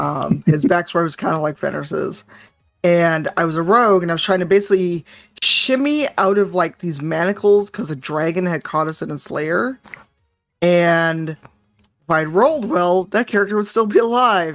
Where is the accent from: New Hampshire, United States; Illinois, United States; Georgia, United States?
Illinois, United States; Chicago; I grew up in Chicago on the South Side